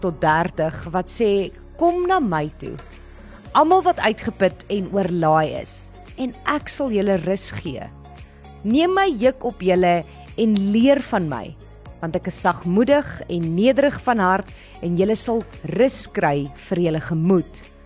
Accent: South Africa; ons as mense en Suid-Afrikaners

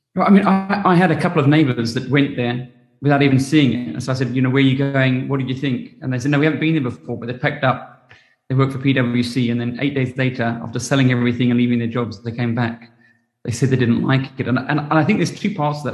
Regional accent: England, United Kingdom; also born or lived in New Zealand / Australia; now in South Africa; I grew up in England and I went to boarding school and I lived in New Zealand and Australia and I'm I'm overly happy in South Africa

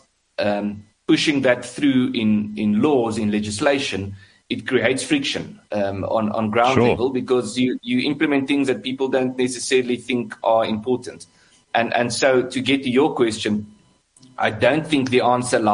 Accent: South Africa; I'm also South African

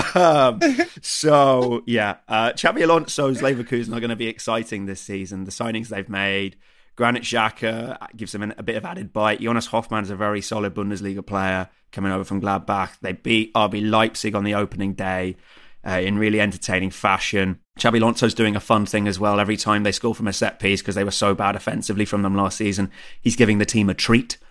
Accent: England, United Kingdom; now in Germany; being English

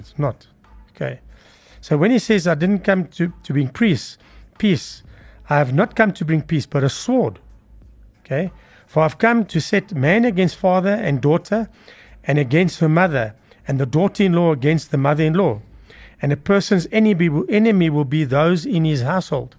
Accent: Johannesburg, Gauteng, South Africa; They put us in Bellavista, which is south of Johannesburg

